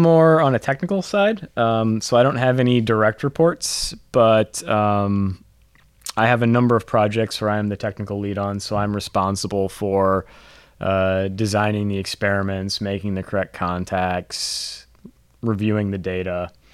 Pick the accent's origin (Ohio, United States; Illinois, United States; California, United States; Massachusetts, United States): Illinois, United States; Moline; moved away as an adult; also born or lived in Champaign-Urbana, Illinois; now in Cincinnati, United States; I'm from Illinois originally. So I was introduced in my hometown of Moline, Illinois